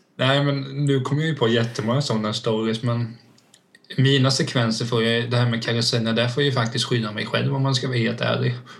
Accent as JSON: {"language": "Swedish", "town": "Vena", "country": "Sweden", "tie": "born or raised there", "said": "jag var uppväxt i Vena då, det tar typ fem minuter överallt"}